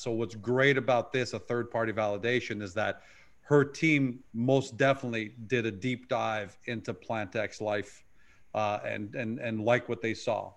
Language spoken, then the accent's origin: English; Canada; we grew up with in Canada with Hudson's Bay